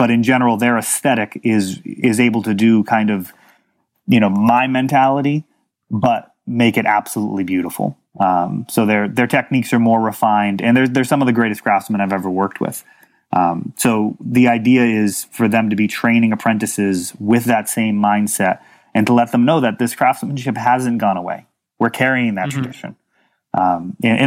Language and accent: English; Millis, Massachusetts, United States; I grew up on a country club for a while. In Millis, Massachusetts